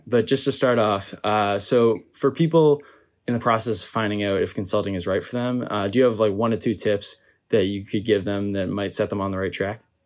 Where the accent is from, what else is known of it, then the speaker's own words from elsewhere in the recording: Massachusetts, United States; moved away as an adult; I'm originally from Massachusetts